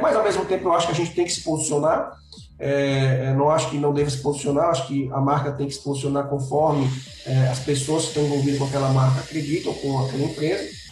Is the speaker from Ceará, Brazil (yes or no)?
yes; Fortaleza, Ceará, Brazil; Eu sou aqui de Fortaleza, no Ceará